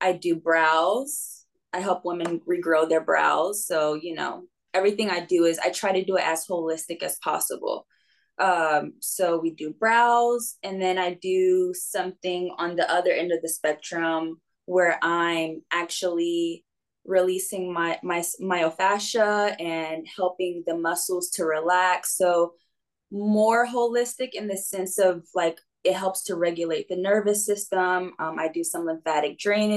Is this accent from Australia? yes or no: no; North Carolina, United States; moved away as an adult; also born or lived in New York / New York City, United States; now in Westlake Village, United States; I lived in North Carolina with my grandparents when they retired.